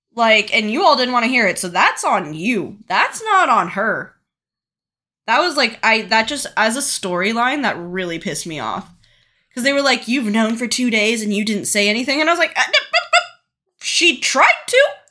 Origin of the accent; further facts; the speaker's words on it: United States; as an American